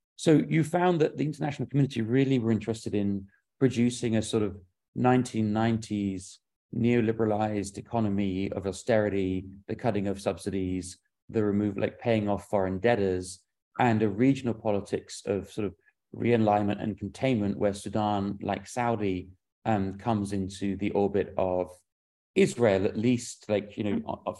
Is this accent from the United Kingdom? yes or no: yes; London, United Kingdom; moved away; I grew up in London